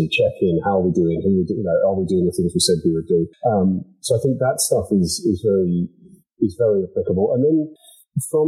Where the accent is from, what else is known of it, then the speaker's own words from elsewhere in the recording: England, United Kingdom; now in County Donegal, Ireland; I was born in England and brought up there